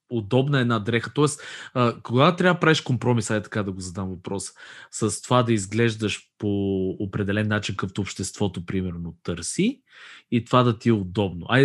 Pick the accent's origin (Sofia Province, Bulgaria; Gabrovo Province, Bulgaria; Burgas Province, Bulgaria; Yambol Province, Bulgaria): Sofia Province, Bulgaria; Dragoman; Аз съм от Дъргоман